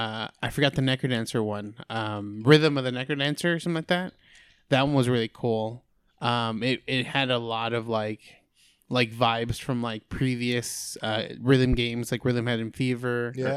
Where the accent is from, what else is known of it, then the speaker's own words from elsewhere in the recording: California, United States; I'm from California, but I've been an enforcer for like 10 years.